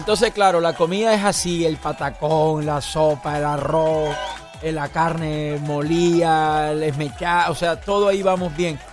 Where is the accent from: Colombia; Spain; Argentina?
Colombia; Urumita, La Guajira; mi pueblo, en Urumita